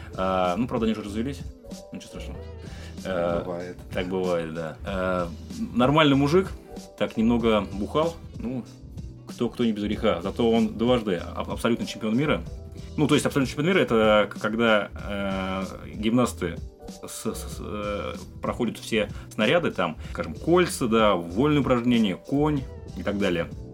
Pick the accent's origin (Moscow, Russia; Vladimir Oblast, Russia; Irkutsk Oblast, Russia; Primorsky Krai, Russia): Vladimir Oblast, Russia; Vladimir; так как я из Владимира, то вот почему-то в Владимире я пересекался часто с нашими известными спортсменами. У нас я занимался раньше спортивной гимнастикой